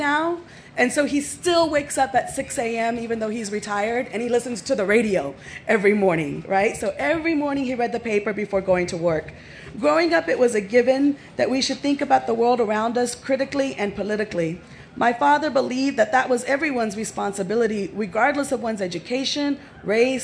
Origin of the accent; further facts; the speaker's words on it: San Antonio, Texas, United States; also born or lived in Fort Gordon, Georgia; we're both from San Antonio